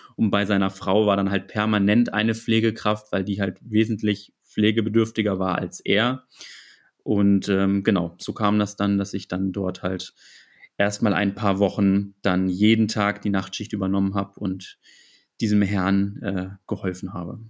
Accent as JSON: {"language": "German", "town": "Hanover", "region": "Lower Saxony", "country": "Germany", "said": "komme aus Hannover"}